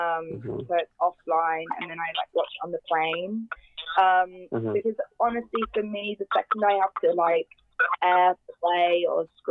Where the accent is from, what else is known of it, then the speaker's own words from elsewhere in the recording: United Kingdom; I as a British person